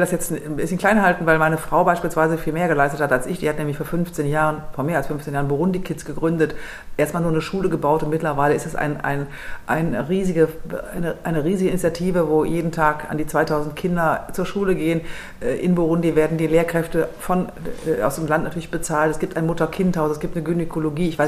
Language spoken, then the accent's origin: German; Lower Saxony, Germany; Ich bin ähm, aufgewachsen in Niedersachsen